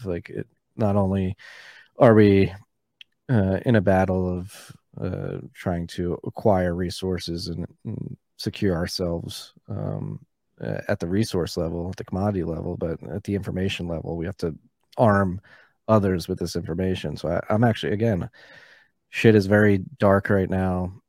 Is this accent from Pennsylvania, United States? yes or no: yes; Philadelphia, Pennsylvania, United States; I grew up in Philadelphia